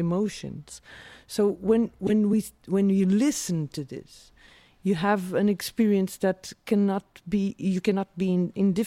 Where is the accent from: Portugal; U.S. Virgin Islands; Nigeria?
Portugal; São Miguel, Azores; English is a second language; moved away as an adult; also born or lived in South Africa; now in Lisbon, Portugal; I grew up in the Azores Islands.